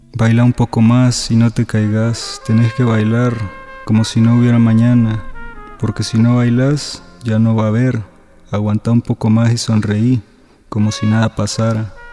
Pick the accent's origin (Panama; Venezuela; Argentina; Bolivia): Panama; also born or lived in El Salvador; now in Mexico City, Mexico; nací en El Salvador, crecí en Panamá, actualmente vivo en Ciudad de México